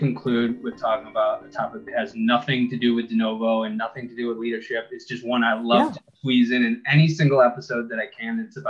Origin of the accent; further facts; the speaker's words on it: Buffalo, New York, United States; moved away as an adult; now in Rochester, United States; Everybody knows I'm from Buffalo. I love Buffalo.